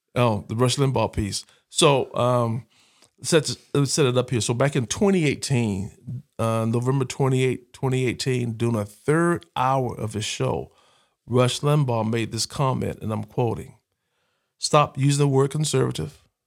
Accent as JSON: {"language": "English", "town": "Huntsville", "region": "Alabama", "country": "United States", "tie": "born or raised there", "also_born_or_lived": "Pine Bluff, Arkansas / Atlanta, Georgia / Birmingham, Alabama", "said": "growing up in Huntsville, just totally different"}